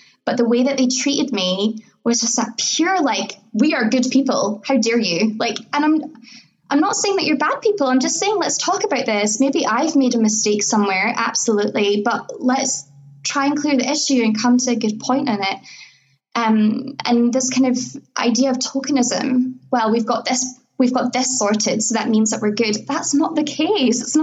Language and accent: English; Scotland, United Kingdom; being born here and living here